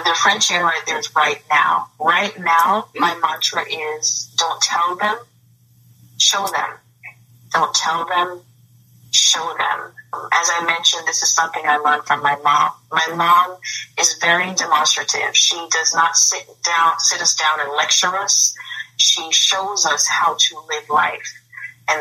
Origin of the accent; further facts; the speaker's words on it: Jamaica; now in United States; I'm from Jamaica originally, the island of Jamaica.